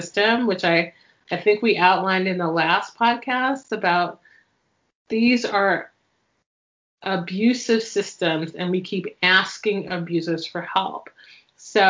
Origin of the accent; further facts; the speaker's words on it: New York, United States; also born or lived in Chicago / Seattle / Miami; now in Pacific Northwest, United States; I was born and raised in New York and lived in Seattle and Miami